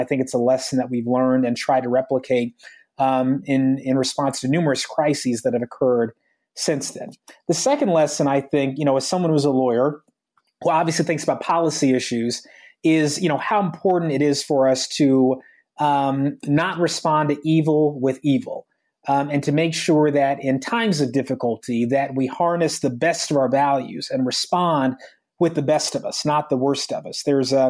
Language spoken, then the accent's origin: English; United States; as an African-American, as a Muslim, I probably have a somewhat unique perspective on America and American history. You know, I love my country. I'm grateful that I'm here in this country.